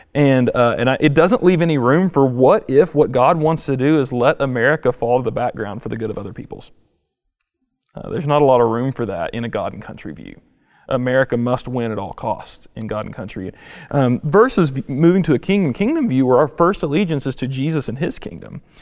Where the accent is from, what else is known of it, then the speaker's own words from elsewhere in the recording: United States; as an American